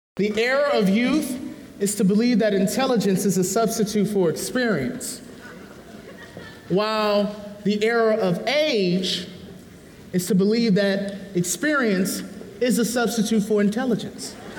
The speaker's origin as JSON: {"language": "English", "town": "San Francisco", "region": "California", "country": "United States", "tie": "born or raised there", "said": "growing up in the low income neighborhood, I thought, I'm, I'm, you know, I'm from San Francisco"}